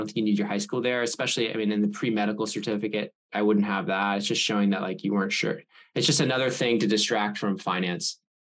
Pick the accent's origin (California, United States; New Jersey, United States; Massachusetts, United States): Massachusetts, United States; Andover; Yeah, I'm from Andover. Do you know Andover?